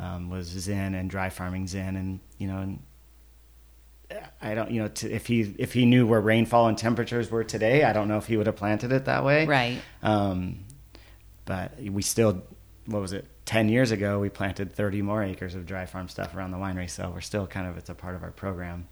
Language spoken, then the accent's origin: English; Paso Robles, California, United States; also born or lived in Oceanside, California / Vista, California; I grew up in Paso Robles